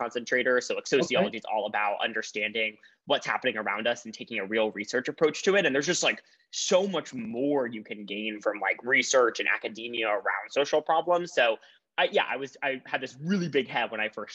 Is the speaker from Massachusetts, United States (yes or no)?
yes; Boston, Massachusetts, United States; I'm originally from Boston, Massachusetts